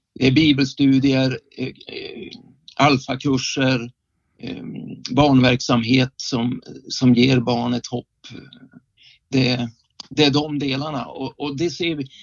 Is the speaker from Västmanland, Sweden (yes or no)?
no; Skellefteå, Västerbotten County, Sweden; moved away as an adult; now in Västerås, Sweden; jag är egentligen från Skellefteå och jag bor tillfälligt sedan 1980 sex i Västerås